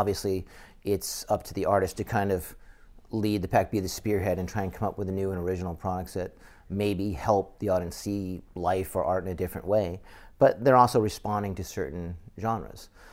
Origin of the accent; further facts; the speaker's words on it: Massachusetts, United States; I grew up in Massachusetts